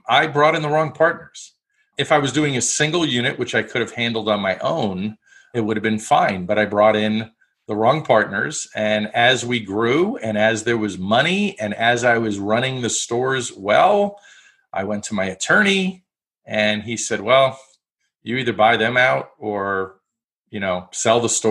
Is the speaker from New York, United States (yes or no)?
yes; New York, United States; I grew up in New York